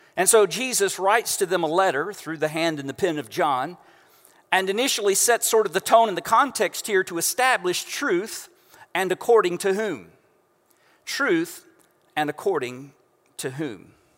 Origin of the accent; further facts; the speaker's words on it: Central Florida, United States; now in Houston, United States; we know if you are from this area of Central Florida